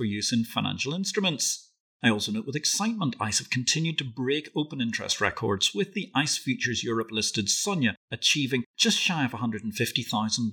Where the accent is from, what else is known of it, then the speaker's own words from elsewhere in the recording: Belfast, Northern Ireland, United Kingdom; as I come from Belfast